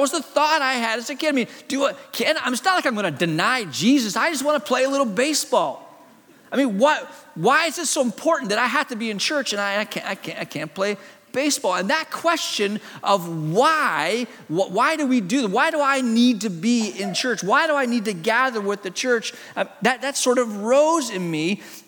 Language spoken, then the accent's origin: English; Hong Kong; born there; As a kid, my parents are missionaries in China. I was born in Hong Kong.